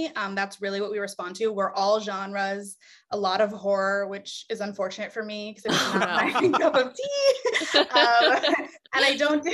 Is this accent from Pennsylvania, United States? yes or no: no; Indiana, United States; moved away as an adult; now in Los Angeles, United States; I am from Indiana.